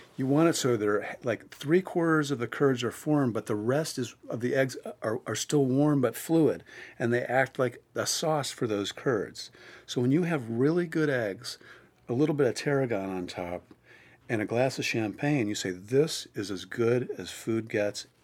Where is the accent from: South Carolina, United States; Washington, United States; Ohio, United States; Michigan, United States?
Ohio, United States; Cleveland; at the time, I was from Cleveland